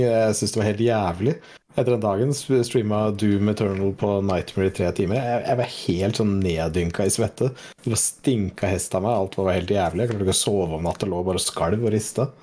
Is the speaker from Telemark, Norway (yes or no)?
no; Saltdal, Nordland, Norway; jeg kommer jo fra Saltdalen, så jeg er jo liksom mm. 25 nordlending, nesten.